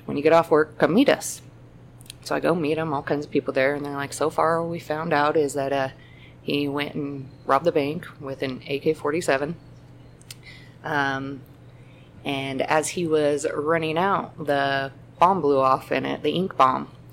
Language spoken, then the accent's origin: English; Greeley, Colorado, United States; I grew up in Greeley